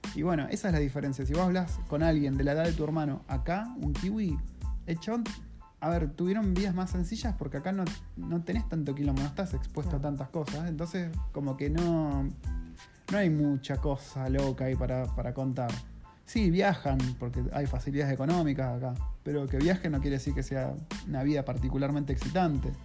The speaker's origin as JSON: {"language": "Spanish", "town": "Campana", "region": "Buenos Aires Province", "country": "Argentina", "tie": "born or raised there", "moved": "as an adult", "lives_now": "Wellington, New Zealand", "said": "mi ciudad natal, de Campana, en Buenos Aires"}